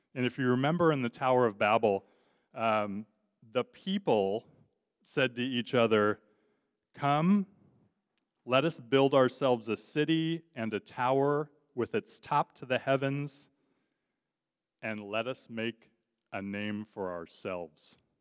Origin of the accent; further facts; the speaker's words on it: Southern California, United States; moved away as an adult; also born or lived in Kansas; now in Detroit, United States; I grew up in Southern California. Um, I'm a Southern California native